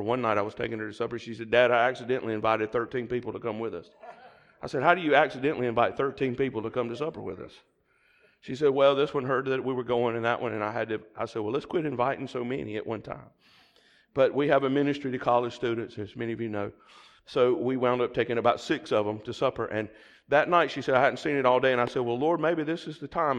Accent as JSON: {"language": "English", "region": "the South", "country": "United States", "accent": "southern", "said": "my southern accent"}